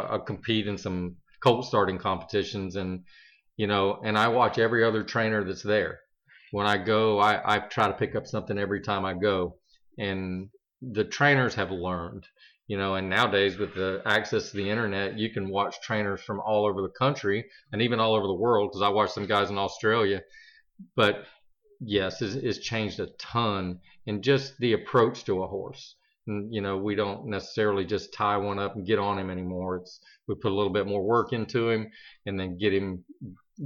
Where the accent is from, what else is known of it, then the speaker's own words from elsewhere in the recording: Florida, United States; I am a fifth generation rancher here in the state of Florida